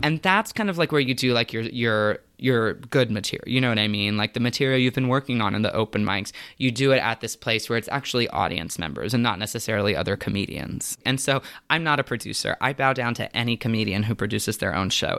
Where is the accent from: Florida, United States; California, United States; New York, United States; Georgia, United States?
Florida, United States; Tampa; I grew up in Tampa, Florida